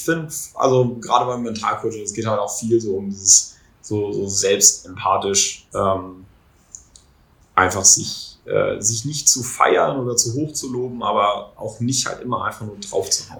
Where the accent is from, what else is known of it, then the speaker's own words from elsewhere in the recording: Kiel, Schleswig-Holstein, Germany; bei uns in Kiel